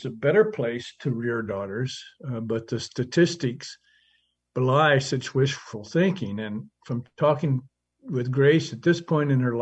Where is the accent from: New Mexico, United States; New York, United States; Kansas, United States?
New Mexico, United States; Hobbs; my hometown of about 30,000 people, Hobbs, New Mexico